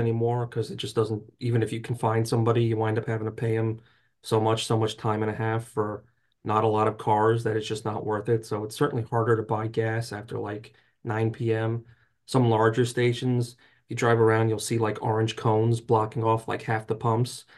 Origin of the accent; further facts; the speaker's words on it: New Jersey, United States; I grew up in North Jersey